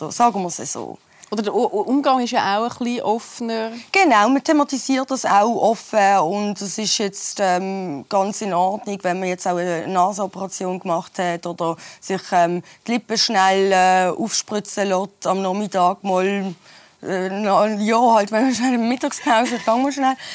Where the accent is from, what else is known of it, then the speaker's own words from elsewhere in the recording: Switzerland; ich bin ja hier in der Schweiz geboren und aufgewachsen